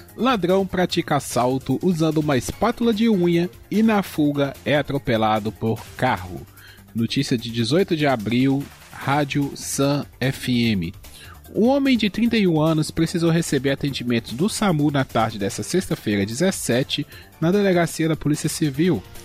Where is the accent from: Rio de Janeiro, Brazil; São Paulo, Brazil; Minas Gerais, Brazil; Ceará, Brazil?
Minas Gerais, Brazil; eu sou mineiro.